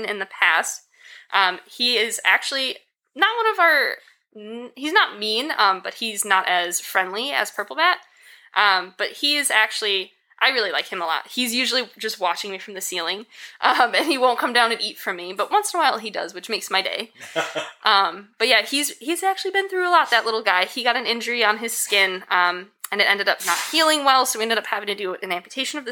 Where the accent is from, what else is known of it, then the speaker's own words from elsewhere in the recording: Connecticut, United States; moved away as an adult; also born or lived in Maine / Kansas; I'm originally from Connecticut